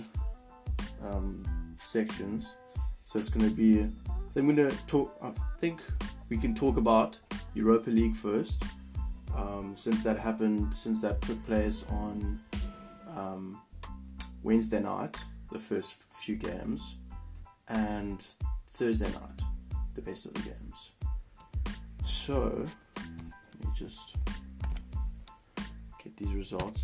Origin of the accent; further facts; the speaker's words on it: Italy; My home country, they're the final Italian side